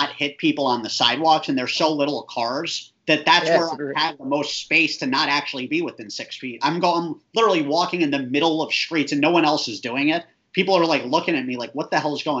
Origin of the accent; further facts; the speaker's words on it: New York City, New York, United States; I was born in New York, so I'm a New Yorker for 33 years